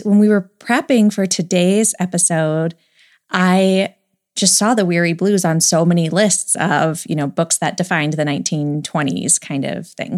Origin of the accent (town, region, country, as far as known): United States